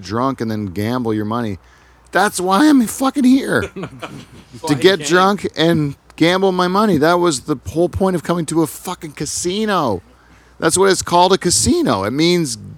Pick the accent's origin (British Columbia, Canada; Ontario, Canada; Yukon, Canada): Ontario, Canada; Toronto; I don't like to say I'm from Toronto when they ask me where I'm from